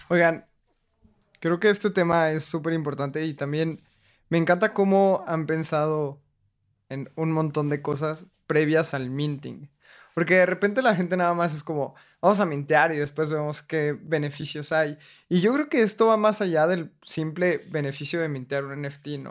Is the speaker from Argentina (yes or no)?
no; Mexico; mi país